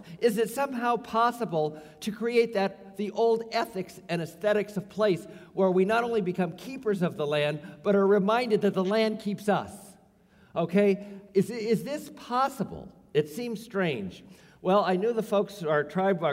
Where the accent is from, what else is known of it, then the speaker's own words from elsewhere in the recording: Santa Rosa, California, United States; also born or lived in Los Angeles; I was Native Son in Santa Rosa